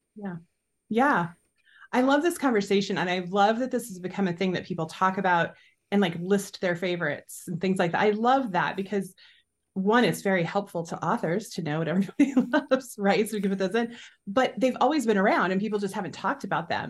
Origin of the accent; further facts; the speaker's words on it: United States; also born or lived in Nebraska / Iowa; I've grown up in Nebraska and Iowa